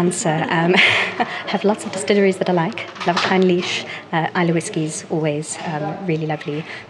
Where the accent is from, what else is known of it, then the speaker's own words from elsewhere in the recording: South Africa; now in London, United Kingdom; I'm originally from South Africa and I now live in London.